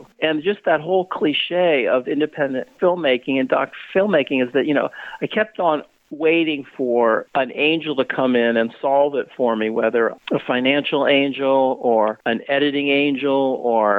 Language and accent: English; Bay Area, California, United States; I was born and raised in the Bay Area by very politically active journalists